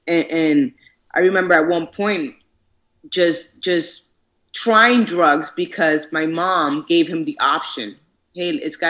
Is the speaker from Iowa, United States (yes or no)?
no; New York City, New York, United States; moved away; also born or lived in Boston; And I'm originally from New York, Manhattan, New York. And my mom moved me and my sister to Boston, outside of Boston.